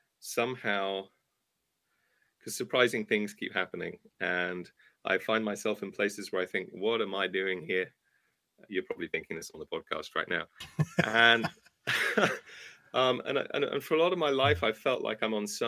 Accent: England, United Kingdom; moved away as an adult; now in United States; you can tell I'm not from around here, right? So I started off this earthly journey in England. I'm an American citizen now.

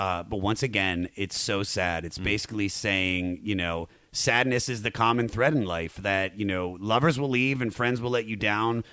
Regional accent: Washington, United States; now in Los Angeles, United States; we live in Los Angeles. I grew up in the Washington, D.C. area

